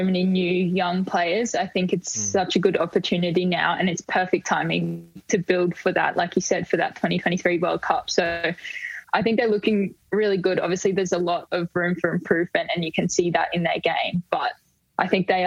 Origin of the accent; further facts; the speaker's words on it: Queensland, Australia; moved away as an adult; now in Melbourne, Australia; I'm from Queensland